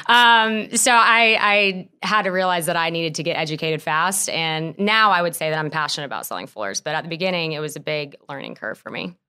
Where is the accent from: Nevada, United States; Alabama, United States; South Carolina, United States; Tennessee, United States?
South Carolina, United States; Lexington; moved away as an adult; also born or lived in Spartanburg, South Carolina; now in Greenville, United States; I grew up in Lexington, South Carolina. Um, I lived there pretty much all my life